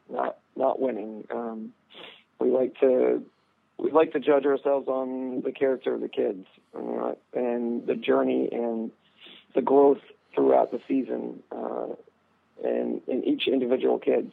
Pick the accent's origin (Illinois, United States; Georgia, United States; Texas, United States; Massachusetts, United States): Texas, United States; now in Vermont, United States; growing up in Texas